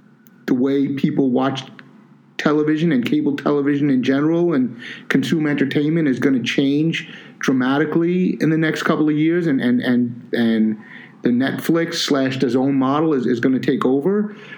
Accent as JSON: {"language": "English", "town": "New York City", "region": "New York", "country": "United States", "tie": "born or raised there", "said": "I grew up in Staten Island, and HBO didn't come to Staten Island for a while."}